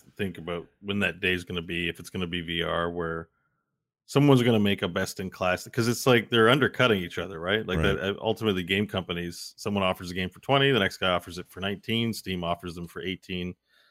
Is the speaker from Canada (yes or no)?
yes; Canada; I'm a Canadian. The government delivers marijuana to people here now.